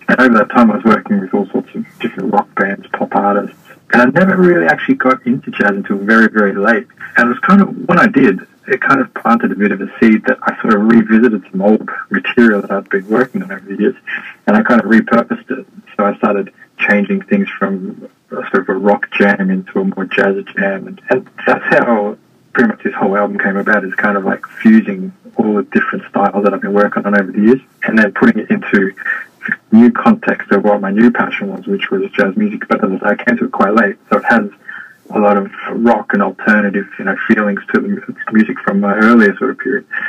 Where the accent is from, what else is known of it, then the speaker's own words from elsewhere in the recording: Melbourne, Victoria, Australia; moved away as an adult; also born or lived in Sydney, Australia; now in Hong Kong; I'm from Australia. I grew up in Melbourne, spent most of my working career in Sydney.